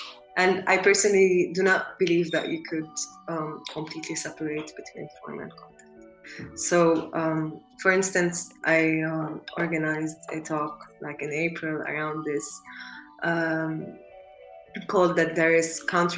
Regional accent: Lebanon; English is a second language; I grew up in Lebanon, which is a place that is very multilingual.

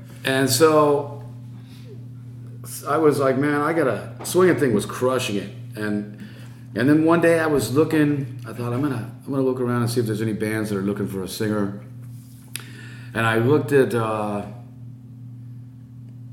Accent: La Habra, California, United States; I was from La Habra

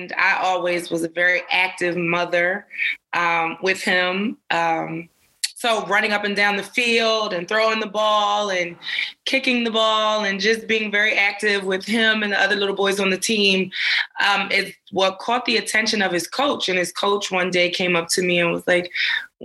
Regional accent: Philadelphia, Pennsylvania, United States; We live in Philly

